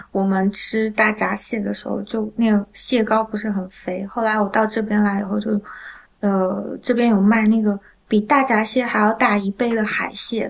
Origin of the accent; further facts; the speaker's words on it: southwestern Shandong, China; 我是在就是鲁西南长大的